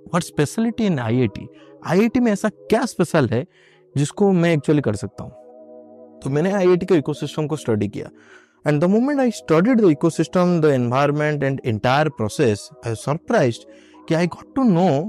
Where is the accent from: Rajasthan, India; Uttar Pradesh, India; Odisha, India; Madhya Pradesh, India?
Odisha, India; मैं उड़ीसा से हूँ जस्ट बिकॉज कि मैं तो उड़ीसा से हूँ